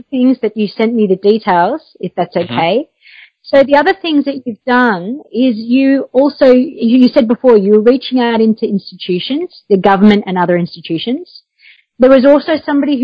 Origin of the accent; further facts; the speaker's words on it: Australia; I'm actually Australian, living in Australia